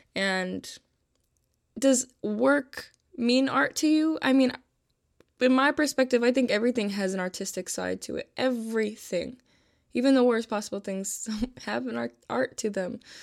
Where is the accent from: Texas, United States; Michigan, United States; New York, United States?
New York, United States; Buffalo; I'm from Buffalo, New York